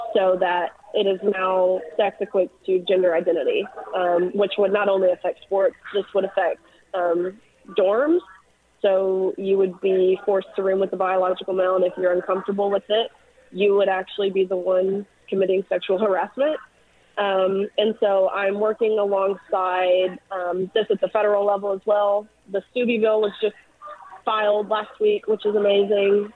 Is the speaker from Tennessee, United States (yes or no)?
yes; Tennessee, United States; I'm from Tennessee